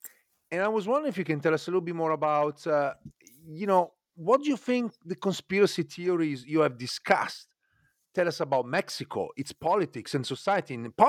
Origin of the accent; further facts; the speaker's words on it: Italy; growing up in Italy, I share some of these kind of cultural heritage